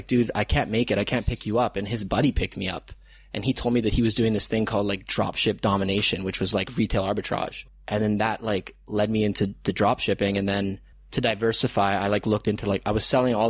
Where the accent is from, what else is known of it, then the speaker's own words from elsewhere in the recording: Toronto, Ontario, Canada; moved away as an adult; now in Chiang Mai, Thailand; growing up in Canada